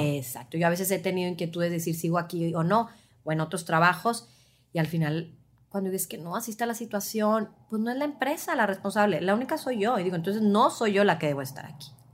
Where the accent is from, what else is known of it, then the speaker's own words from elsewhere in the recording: Mexico; por como fuimos criadas o culturalmente en México